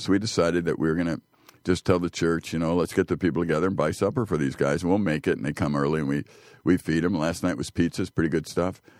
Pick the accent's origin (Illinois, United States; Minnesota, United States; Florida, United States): Illinois, United States; Chicago; I grew up poor in Chicago